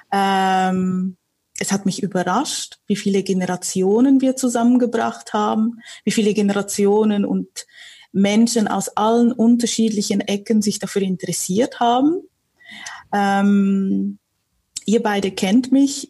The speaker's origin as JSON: {"language": "German", "country": "Switzerland", "tie": "born or raised there", "also_born_or_lived": "Warsaw, Poland", "said": "ich bin im Familienunternehmen groß geworden in der Schweiz."}